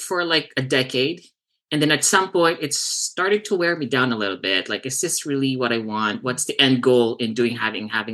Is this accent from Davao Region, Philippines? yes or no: yes; Davao City, Davao Region, Philippines; moved away as an adult; now in Southern California, United States; born and raised in Davao, Philippines. And I moved here in 2004.